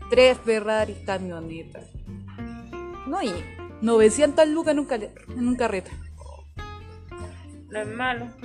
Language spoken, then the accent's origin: Spanish; Chile; nosotras somos, aquí somos cuatro chilenos en total.